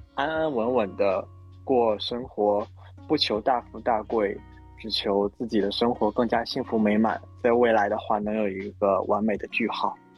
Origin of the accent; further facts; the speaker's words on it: Northeast China, China; now in Shanghai, China; 我是一个东北人，工作在上海